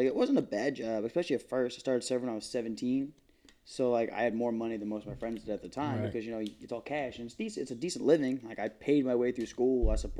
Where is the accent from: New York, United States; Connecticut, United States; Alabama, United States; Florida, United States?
New York, United States; Massapequa; I'm third generation Massapequa. I grew up here. My dad grew up here. My grandfather was from here.